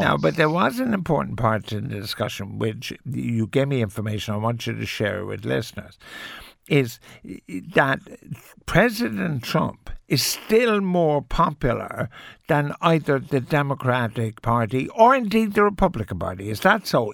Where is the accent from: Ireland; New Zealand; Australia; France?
Ireland; we're Irish